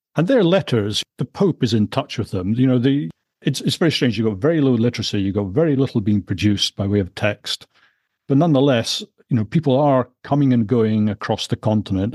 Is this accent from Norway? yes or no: no; Scotland, United Kingdom; As a Scotsman